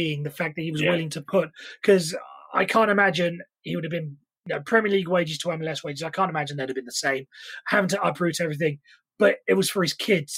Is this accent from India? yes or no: no; Surrey, South East England, United Kingdom; growing up in Surrey